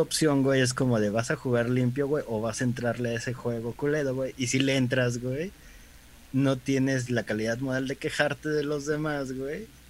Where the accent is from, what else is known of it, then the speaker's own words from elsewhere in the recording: Mexico; uno como mexicano